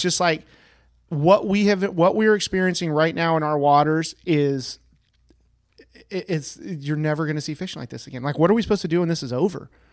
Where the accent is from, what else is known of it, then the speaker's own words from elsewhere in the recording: the Sierras, California, United States; I grew up in the Sierras catching trout